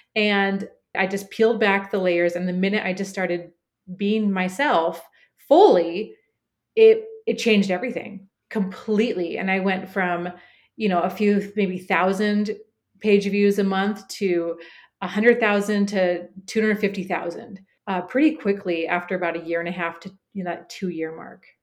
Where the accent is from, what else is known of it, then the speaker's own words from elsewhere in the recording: Portland, Oregon, United States; moved away as an adult; Cooper, my son, and I moved back to my hometown of Portland, Oregon.